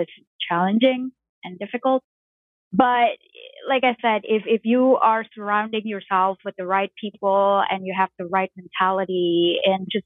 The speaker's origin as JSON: {"language": "English", "region": "Jakarta", "country": "Indonesia", "tie": "born or raised there", "said": "I grew up in Jakarta, Indonesia"}